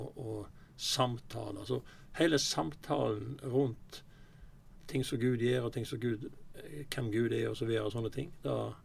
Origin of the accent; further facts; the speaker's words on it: Osterøy, Vestland, Norway; now in Sotra, Norway; Jeg er fra Osterøy, jeg bor på Sotra nå